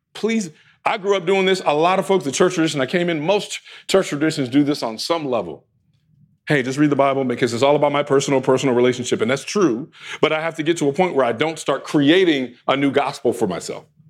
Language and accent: English; United States; us here in America as American Christians